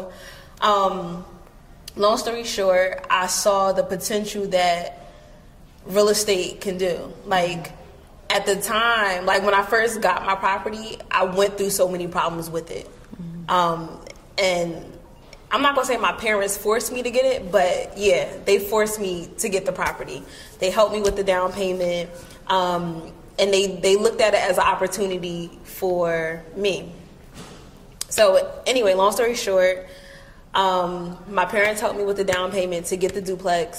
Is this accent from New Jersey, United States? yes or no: yes; East Orange, New Jersey, United States; moved away as an adult; now in Philadelphia, United States; I'm from East Orange, New Jersey